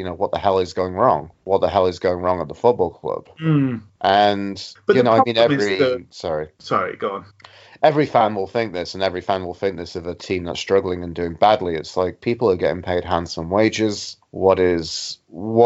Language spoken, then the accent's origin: English; Sheffield, Yorkshire and the Humber, United Kingdom; moved away as an adult; now in Canada; I was in Sheffield, my hometown, and living there before I decided to drop everything and move to Canada like I am now